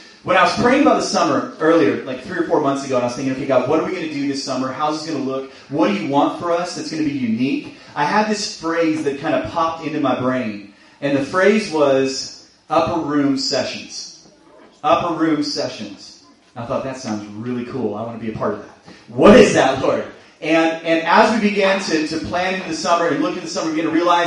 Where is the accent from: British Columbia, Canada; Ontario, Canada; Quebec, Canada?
British Columbia, Canada; Chilliwack; I was born and raised in Chilliwack